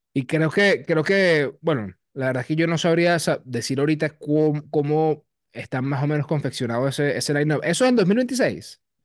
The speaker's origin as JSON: {"language": "Spanish", "country": "Venezuela", "said": "como venezolanos"}